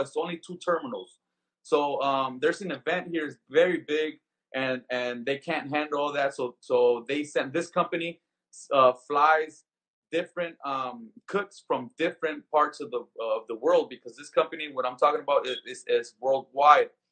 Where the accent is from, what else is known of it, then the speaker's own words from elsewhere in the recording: Compton, California, United States; moved away as an adult; also born or lived in Skid Row, Los Angeles; now in Las Vegas, United States; growing up in Compton